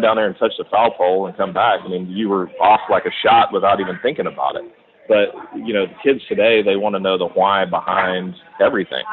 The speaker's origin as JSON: {"language": "English", "region": "Texas", "country": "United States", "said": "being a Texan and, and a Southerner, I was kind of a fish out of water in the city"}